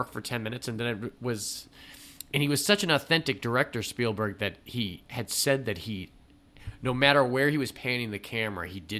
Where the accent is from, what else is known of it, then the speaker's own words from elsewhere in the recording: New England, United States; I'm from New England. I grew up going to Cape Cod on vacations or just weekends